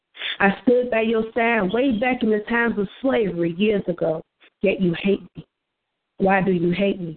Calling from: Chicago, Illinois, United States; I am calling from Chicago, Illinois

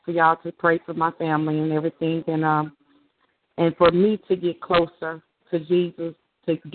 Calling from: Mississippi, United States

